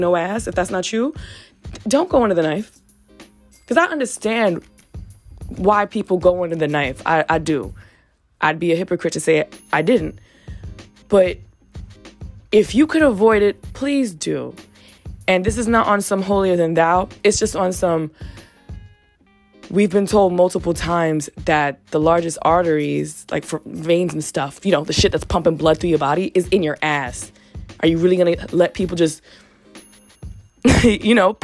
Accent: New York City, New York, United States; I've grown up in the Bronx

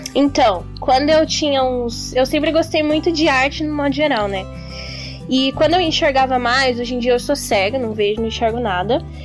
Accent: Curitiba, Paraná, Brazil; sou daqui de Curitiba

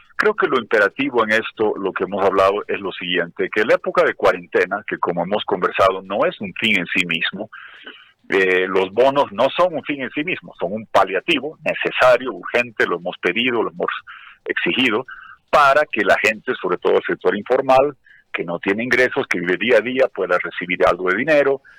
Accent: Bolivia

